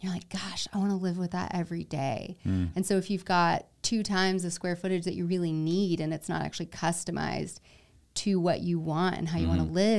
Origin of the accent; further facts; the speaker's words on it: South Carolina, United States; Yeah, I grew up like in South Carolina.